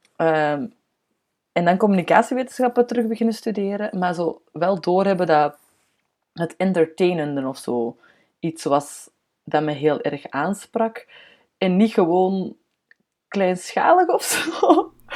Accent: Antwerp, Flanders, Belgium; ik kom van Antwerpen, hè, dus dat hoort je normaal heel hard

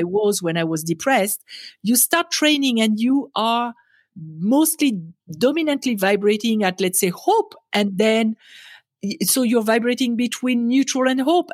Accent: France; English is a second language; moved away as an adult; now in United States; I was born in France and raised in France, and, um, I came to America

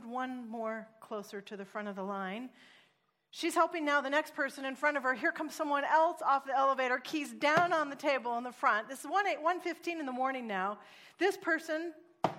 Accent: Oregon, United States; now in California, United States; I'm actually from Oregon, and I'm a missionary to California

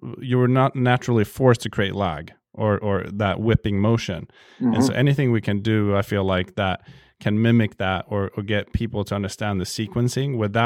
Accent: Sweden; I'm from Sweden

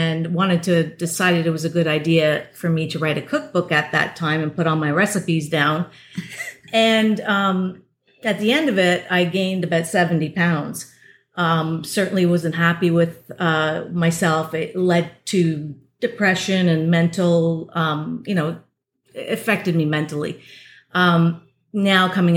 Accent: Toronto, Ontario, Canada; I'm from Toronto.

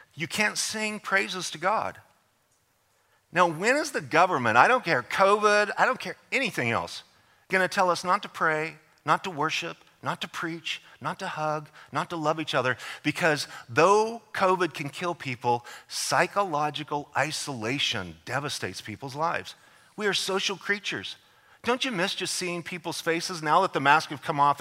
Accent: United States; I am an American.

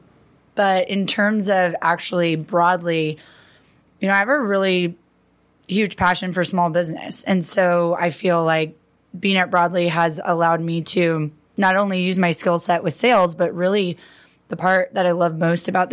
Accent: Pasadena, California, United States; also born or lived in San Diego; I am born and raised in California, so grew up in Pasadena

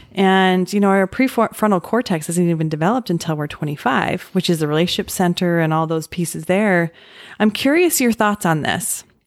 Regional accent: Utah, United States; I grew up in Utah

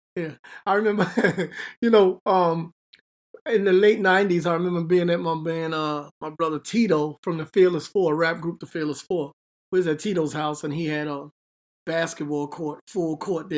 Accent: New York City, New York, United States; moved away as an adult; now in Hackensack, United States; I'm from the Bronx, Bronx, New York, High Bridge, a little section, High Bridge area of the Bronx

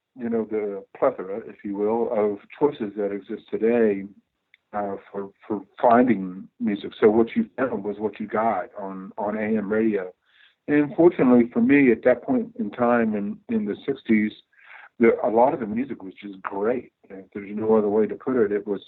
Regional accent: Tulsa, Oklahoma, United States; I'm from Oklahoma, Tulsa, Oklahoma.

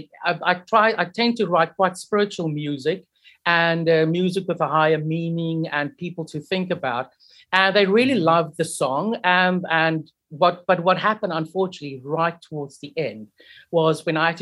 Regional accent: Port Elizabeth, Eastern Cape, South Africa; moved away as an adult; also born or lived in United Kingdom; I am originally from Port Elizabeth

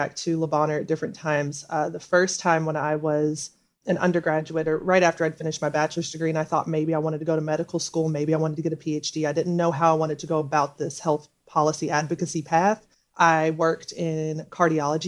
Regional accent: Memphis, Tennessee, United States; moved away as an adult; now in Washington, D.C., United States; I grew up in Memphis, Tennessee, which is a majority Black city.

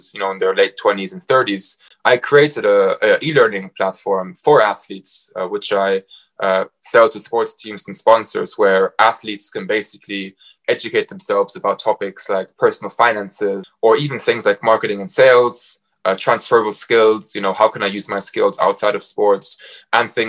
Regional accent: Frankfurt, Hesse, Germany; moved away as an adult; also born or lived in Warwick, England / Cambridge, England / Bath, England; now in London, United Kingdom; I'm from Frankfurt, and I left Germany in 2016 to go study at Warwick Business School

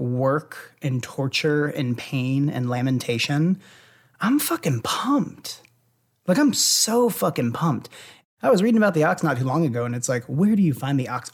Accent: Louisville, Kentucky, United States; I grew up in Louisville

